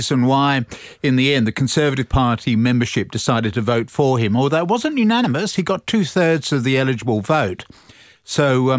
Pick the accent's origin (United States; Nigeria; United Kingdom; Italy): United Kingdom; moved away; when I was growing up in Great Britain